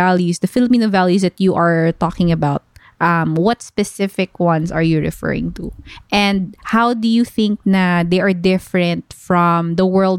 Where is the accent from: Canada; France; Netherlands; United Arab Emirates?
United Arab Emirates; Dubai; also born or lived in Philippines; When we were growing up, because I grew up here in Dubai, and the Middle Eastern culture is quite conservative in comparison to the Philippines.